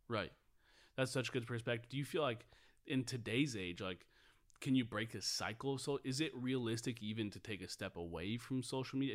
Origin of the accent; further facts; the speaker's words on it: Puyallup, Washington, United States; I grew up in a small town south of Seattle called Puyallup